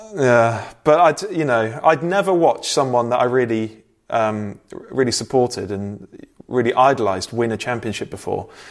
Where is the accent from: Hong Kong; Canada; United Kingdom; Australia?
United Kingdom; Bristol, South West England; I'm from Bristol.